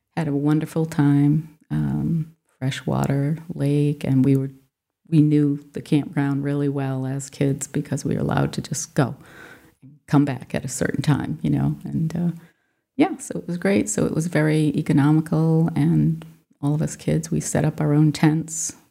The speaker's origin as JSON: {"language": "English", "town": "Swansea", "region": "Massachusetts", "country": "United States", "tie": "born or raised there", "also_born_or_lived": "Fall River, Massachusetts / Rhode Island", "said": "I was born in Fall River, Massachusetts, and then lived in Swansea, which is a a fairly rural community at the time."}